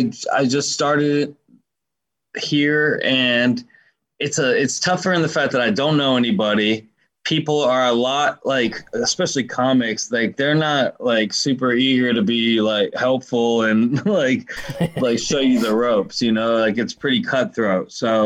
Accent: Colorado, United States; but like I came from Colorado, so like I'm used to a completely different environment

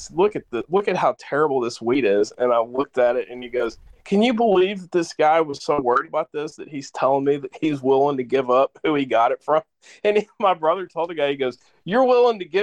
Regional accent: the South, United States; Um, in the South, you know, I grew up in the South, live in the South.

